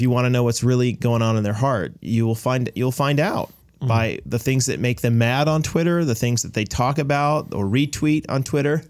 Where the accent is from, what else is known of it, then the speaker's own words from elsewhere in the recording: United States; now in Canada; I'm an American